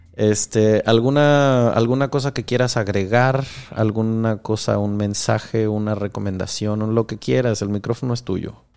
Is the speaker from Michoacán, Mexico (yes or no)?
yes; Michoacán, Mexico; si de allí mero vengo, es precioso